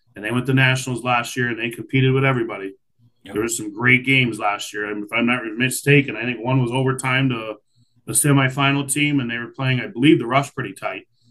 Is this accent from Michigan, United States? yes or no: yes; Saginaw, Michigan, United States; I was born in Saginaw, so I'm familiar with with Lower Michigan